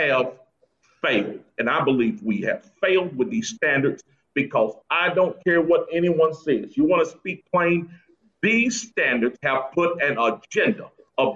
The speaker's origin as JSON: {"language": "English", "town": "Greensboro", "region": "North Carolina", "country": "United States", "tie": "born or raised there", "said": "my hometown of Greensboro"}